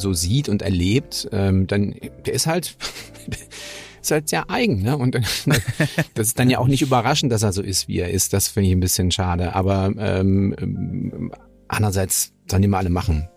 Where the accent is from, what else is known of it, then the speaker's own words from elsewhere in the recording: Germany; für uns als Deutsche